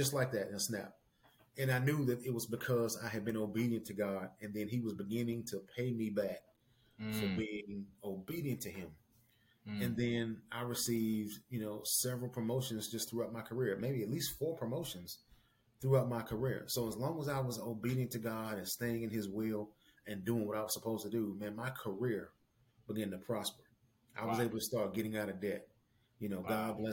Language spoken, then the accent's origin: English; Tennessee, United States; moved away as an adult; now in Missouri, United States; I'm from Tennessee